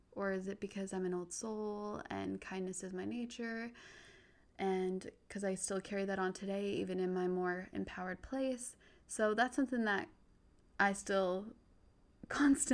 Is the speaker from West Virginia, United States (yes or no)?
no; Utah, United States; I grew up in Utah, predominantly white